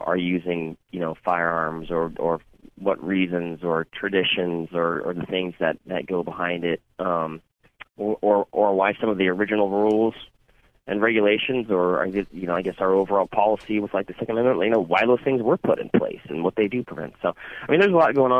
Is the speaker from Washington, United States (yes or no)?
yes; Washington, United States; moved away; that's my home state